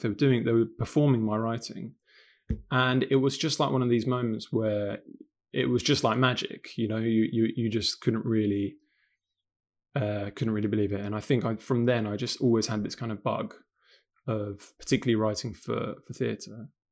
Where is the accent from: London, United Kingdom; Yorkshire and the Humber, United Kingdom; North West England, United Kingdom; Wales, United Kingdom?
London, United Kingdom; accent: London; also born or lived in Sarajevo, Bosnia and Herzegovina; I was born in Sarajevo in 1990, uh, but my family escaped the the war just before Sarajevo became completely besieged um, in 1992, and we came to London. Um, and I've grown up in London, um, hence my kind of London accent